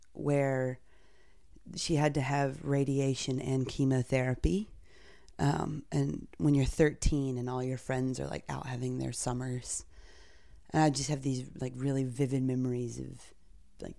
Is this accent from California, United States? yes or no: no; North Carolina, United States; now in Brooklyn, United States; living in Brooklyn, but I grew up in North Carolina.